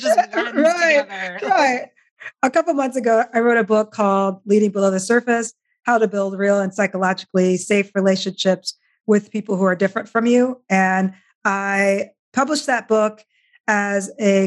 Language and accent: English; Iowa, United States; I grew up in Iowa